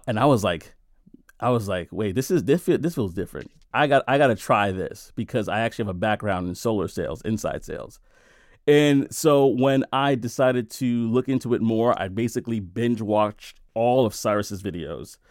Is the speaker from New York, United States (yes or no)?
yes; New York City, New York, United States; I came from Brooklyn, New York, And I grew up in the worst neighborhoods. I grew up in Brownsville. I grew up in East New York, right?